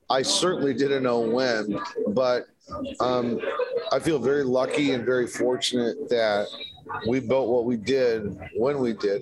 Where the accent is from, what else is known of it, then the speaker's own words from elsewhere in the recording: Detroit, Michigan, United States; I grew up in Detroit. Yeah. Midwest guy